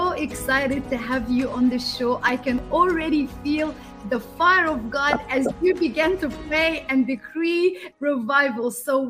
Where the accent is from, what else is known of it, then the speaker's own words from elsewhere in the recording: Australia; now in United States; I came from Australia. Now we live in the US